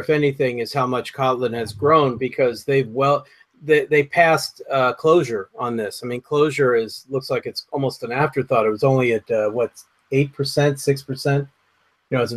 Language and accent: English; United States; also born or lived in Marlborough, Connecticut; I'm an American